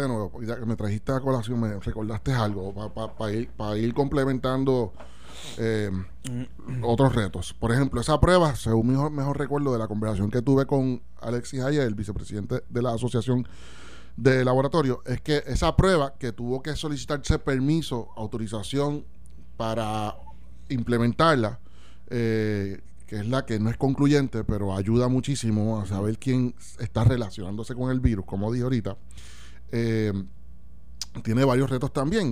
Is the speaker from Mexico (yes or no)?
no; Puerto Rico; como puertorriqueños, ciudadanos